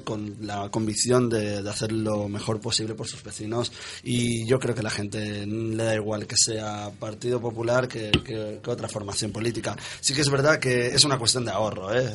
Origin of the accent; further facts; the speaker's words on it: Bocairent, Valencian Community, Spain; yo vivo en un pueblo, mi pueblo Bocairente, en el centro de la comunidad valenciana